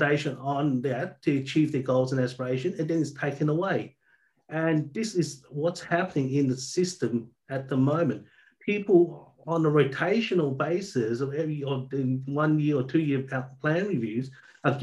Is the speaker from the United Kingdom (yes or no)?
no; Albany, Western Australia, Australia; also born or lived in Southeast Asia; now in Perth, Australia; I grew up in Albany, actually, a town down south.